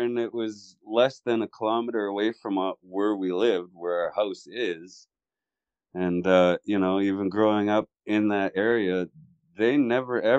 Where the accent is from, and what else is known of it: Malahat Reserve, Vancouver Island, British Columbia, Canada; born or raised there; also born or lived in Mill Bay